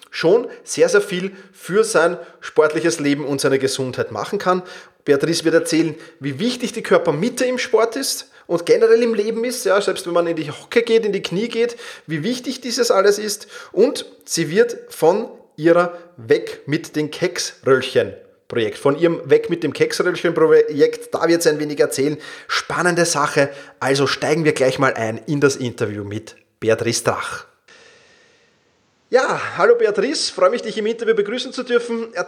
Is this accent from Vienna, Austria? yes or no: yes; Vienna, Austria; wir kommen beide aus Wien